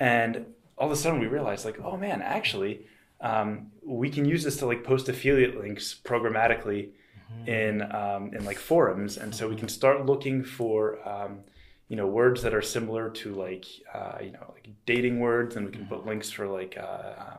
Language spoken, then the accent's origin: English; Delaware, United States; moved away as an adult; also born or lived in France; I grew up in Delaware, which is a small state outside of just south